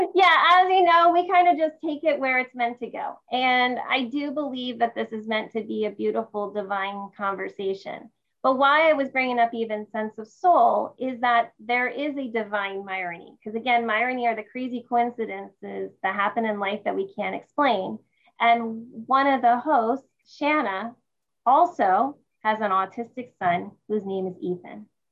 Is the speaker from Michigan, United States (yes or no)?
no; New Jersey, United States; now in San Jose, United States; I'm from New Jersey, you know. I always, I always love that. You know, I'm in San Jose, California now, but you know, I'm a Jersey girl